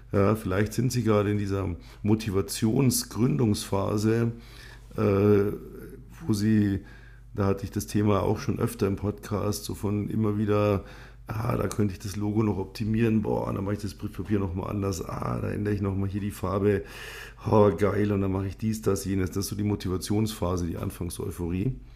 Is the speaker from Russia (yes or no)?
no; Bavaria, Germany; accent: Upper Bavarian; Ähm, ich bin zweisprachig aufgewachsen, also äh, bayerisch und Gut, ähm, aus meiner Sicht spreche ich ein passables Hochdeutsch.